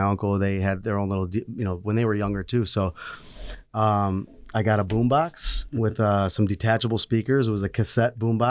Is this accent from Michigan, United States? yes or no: yes; Redford, Michigan, United States; also born or lived in Farmington Hills, Michigan; I was I grew up in Redford.